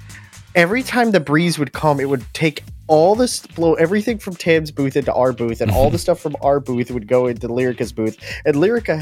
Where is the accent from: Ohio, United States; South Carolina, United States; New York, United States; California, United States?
Ohio, United States; Now I lived in cold place, United States, you know. I'm from Ohio